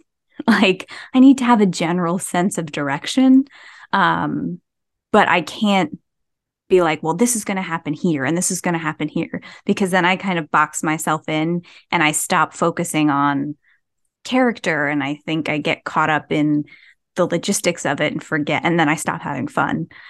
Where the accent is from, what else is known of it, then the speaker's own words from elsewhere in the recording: New Jersey, United States; I'm from New Jersey